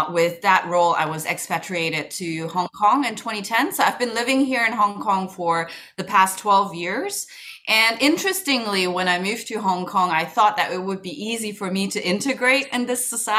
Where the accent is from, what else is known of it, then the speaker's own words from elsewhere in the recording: Germany; also born or lived in Kuala Lumpur, Malaysia / United States; I grew up in Germany most of my life